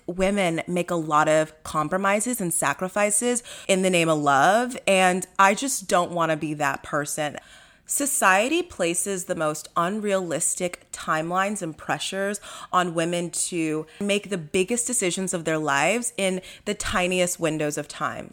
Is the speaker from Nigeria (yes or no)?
yes; Nigeria; I'm Nigerian.